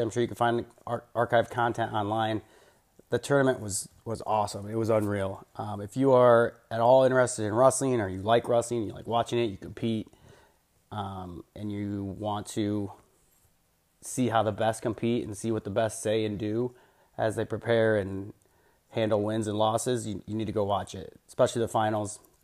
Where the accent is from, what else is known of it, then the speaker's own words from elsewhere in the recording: Iowa, United States; I'm obviously an, an Iowa Hawkeye guy, growing up in Iowa